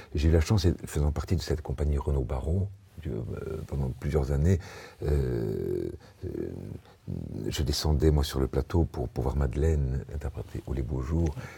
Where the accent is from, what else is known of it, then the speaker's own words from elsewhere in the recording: Spain; je suis espagnol